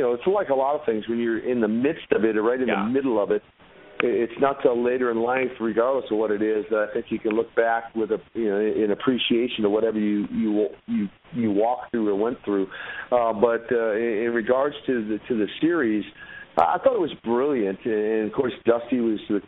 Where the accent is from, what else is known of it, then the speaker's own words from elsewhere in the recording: Minneapolis, Minnesota, United States; I grew up in North Minneapolis, which was in the projects area.